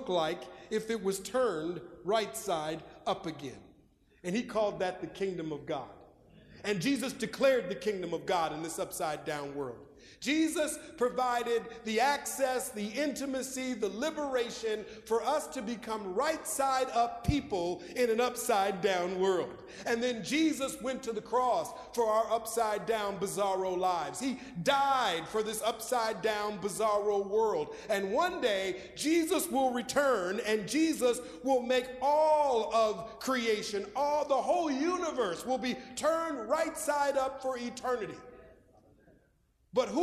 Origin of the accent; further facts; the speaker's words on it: Minneapolis, Minnesota, United States; moved away; my childhood, growing up in Minneapolis, Minnesota